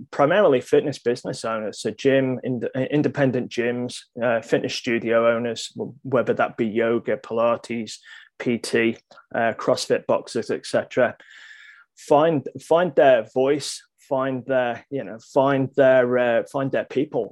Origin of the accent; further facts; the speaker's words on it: Isle of Man; my nationality is Manx, M-A-N-X.